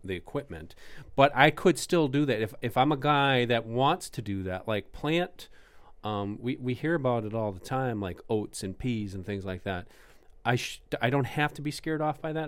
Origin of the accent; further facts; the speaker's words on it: Canada; accent: Canadian; It's my Canadian accent